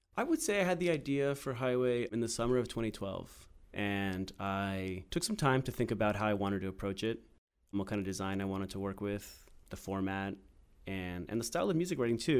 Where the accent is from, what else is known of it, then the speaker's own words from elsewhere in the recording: Maryland, United States; also born or lived in Washington, D.C.; I grew up in Maryland.